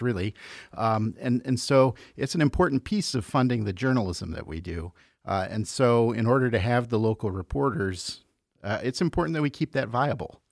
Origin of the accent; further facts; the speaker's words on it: Chicago, Illinois, United States; moved away as an adult; also born or lived in Iowa City, Iowa; now in Iowa, United States; I grew up in Chicago, came out to school, went to the University of Iowa, and never left.